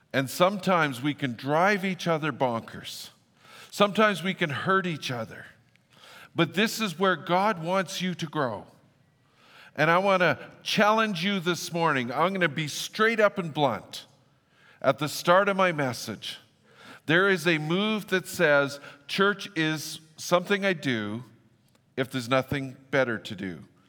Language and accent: English; Fort St. John, British Columbia, Canada; where I grew up in Fort Saint John, I grew up at the airport